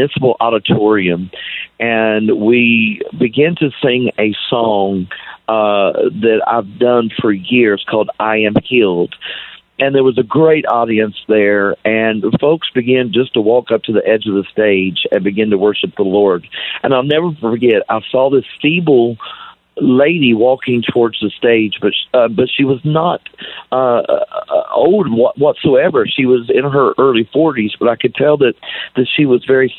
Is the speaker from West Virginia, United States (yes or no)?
yes; Ripley, West Virginia, United States; moved away as an adult; I grew up in West Virginia. I graduated from Ripley, West Virginia